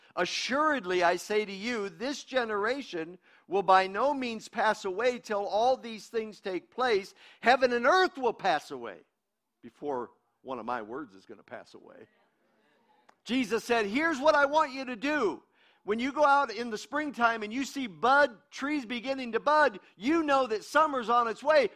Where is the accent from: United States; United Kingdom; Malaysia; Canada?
United States; I'm an American. I'm an American